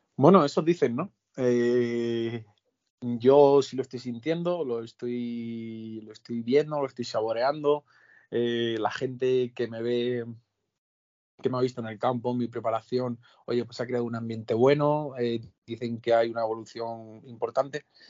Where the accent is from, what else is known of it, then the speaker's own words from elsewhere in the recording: Albacete, Castilla-La Mancha, Spain; mi etapa en Ollero, en mi tierra